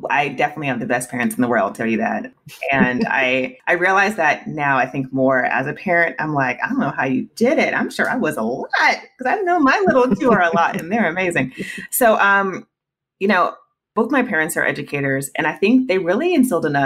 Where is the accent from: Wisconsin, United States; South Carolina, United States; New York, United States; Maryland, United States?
South Carolina, United States; also born or lived in Germany; I was born in Germany and I've lived uh, in quite a few states, but my parents are in South Carolina. So that's where I went to high